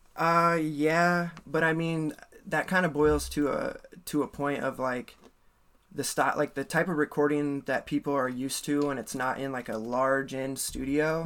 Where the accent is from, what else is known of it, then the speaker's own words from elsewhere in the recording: Ames, Iowa, United States; also born or lived in Minneapolis, Minnesota; I grew up in Ames, Iowa until I was like 19, and then I moved to Minneapolis for six years, and then I moved back here